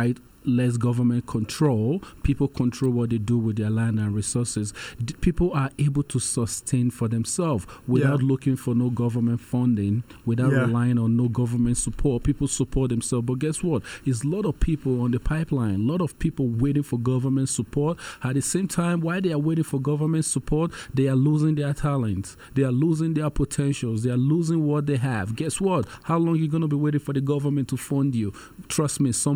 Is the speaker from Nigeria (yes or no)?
yes; Nigeria; moved away; I'm from Nigeria